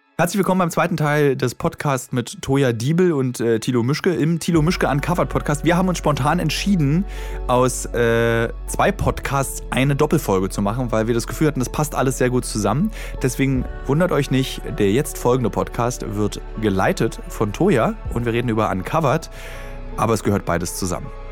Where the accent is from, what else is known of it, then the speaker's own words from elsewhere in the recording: Berlin, Germany; als Berliner